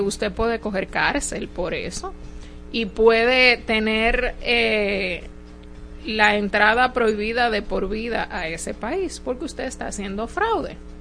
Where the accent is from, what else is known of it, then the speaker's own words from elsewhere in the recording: Dominican Republic; nosotros como dominicanos